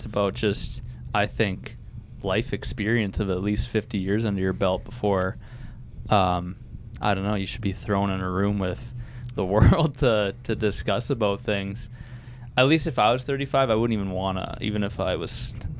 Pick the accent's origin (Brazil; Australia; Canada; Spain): Canada; It was cool just being from Canada, too, being a Canadian